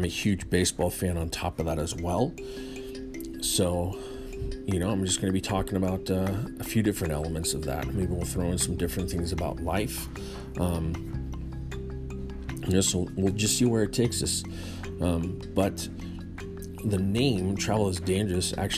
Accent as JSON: {"language": "English", "region": "Northern California", "country": "United States", "tie": "born or raised there", "said": "I was born and raised in Northern California"}